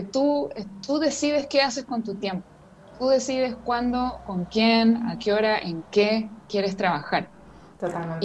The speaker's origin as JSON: {"language": "Spanish", "country": "Chile", "said": "vivo en Chile, soy de Chile"}